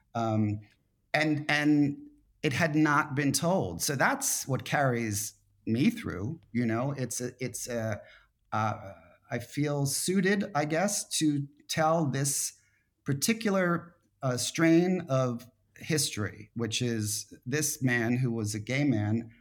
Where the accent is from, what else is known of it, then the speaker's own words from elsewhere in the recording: Philadelphia, Pennsylvania, United States; moved away as an adult; Philadelphia, his hometown, my hometown